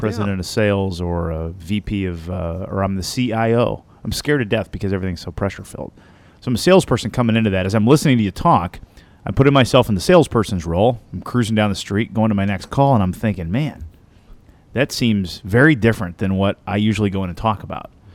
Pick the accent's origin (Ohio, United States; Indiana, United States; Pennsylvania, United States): Indiana, United States; Southern; I'm from Southern Indiana.